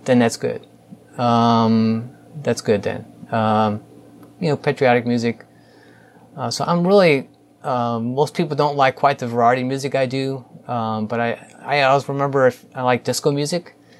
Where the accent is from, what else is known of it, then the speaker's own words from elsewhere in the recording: St. Louis, Missouri, United States; I grew up in St. Louis, spent most of my life here, um, specifically North County